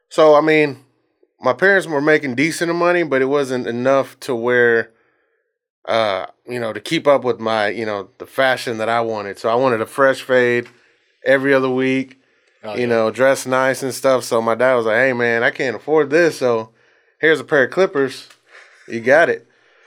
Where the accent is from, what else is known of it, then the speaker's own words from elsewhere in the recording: Bryan, Texas, United States; Texas. Yeah, born and raised.